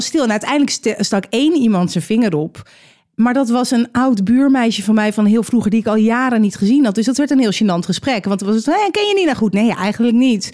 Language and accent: Dutch; Edam, North Holland, Netherlands; Dat ik uit Edam kom